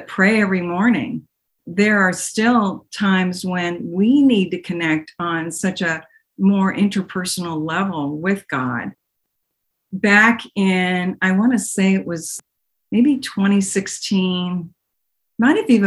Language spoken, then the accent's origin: English; Pittsburgh, Pennsylvania, United States; moved away as an adult; now in Dallas, United States; I grew up in Pittsburgh, Pennsylvania, Swickley, Pennsylvania, and I went to St. James Catholic School